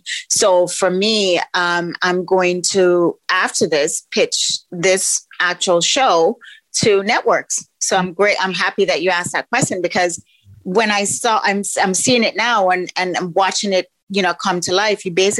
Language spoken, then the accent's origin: English; Toronto, Ontario, Canada; also born or lived in Jamaica; So I'm Jamaican born, Toronto bred, because most of my time has been here in Canada.